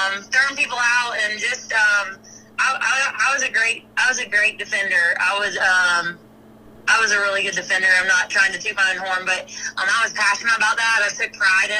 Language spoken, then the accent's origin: English; Georgia, United States; moved away as an adult; now in Alabama, United States; I'm from Georgia originally